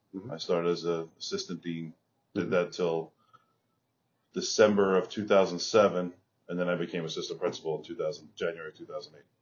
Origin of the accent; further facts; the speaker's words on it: Long Island, New York, United States; I grew up in Long Island, public school kid from Long Island